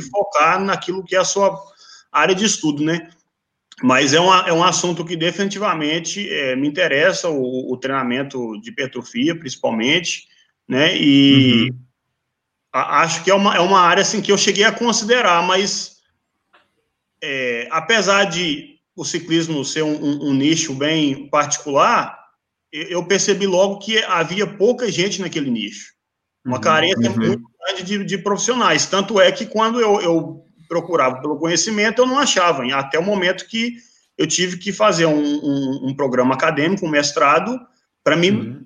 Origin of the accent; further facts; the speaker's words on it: Teófilo Otoni, Minas Gerais, Brazil; moved away; minha cidade natal, Teófilo é Otoni